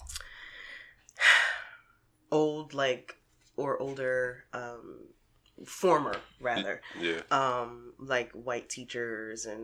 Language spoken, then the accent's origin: English; Newark, New Jersey, United States; I'm from Newark.